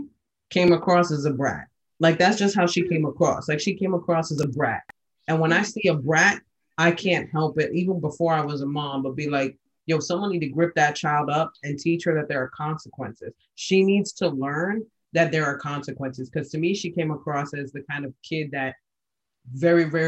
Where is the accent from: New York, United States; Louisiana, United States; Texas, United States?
New York, United States; I'm from New York